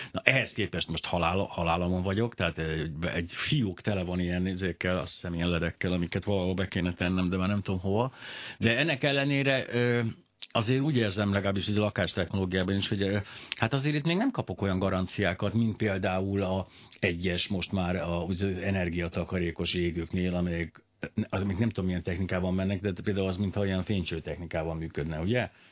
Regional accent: Hungary; mint magyarok

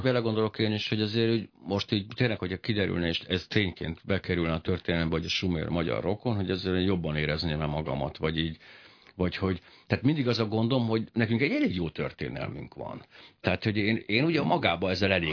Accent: Hungary; ma én magyar vagyok

